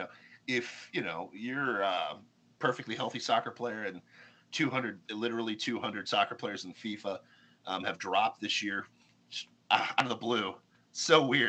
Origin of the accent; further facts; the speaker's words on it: Florida, United States; I tell them I'm a Floridian. You know, I'm like, I love Jesus and I'm from Florida.